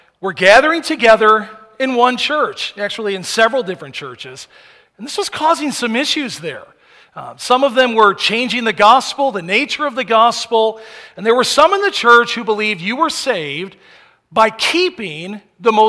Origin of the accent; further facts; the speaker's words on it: United States; as Americans